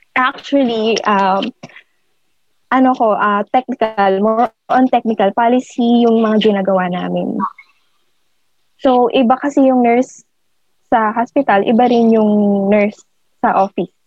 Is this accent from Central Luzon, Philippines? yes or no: no; Caloocan, Metro Manila, Philippines; from Caloocan ako